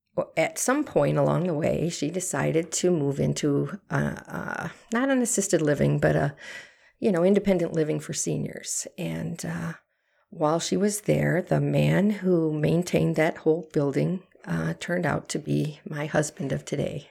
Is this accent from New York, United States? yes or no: no; Harvard, Illinois, United States; moved away as an adult; now in Brodhead, Wisconsin, United States; I was born and raised in Harvard, Illinois